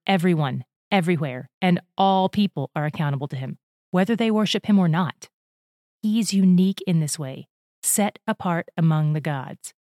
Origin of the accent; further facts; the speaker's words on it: United States; As an American citizen